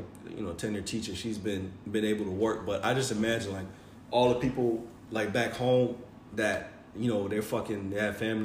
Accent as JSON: {"language": "English", "country": "United States", "said": "we're all American"}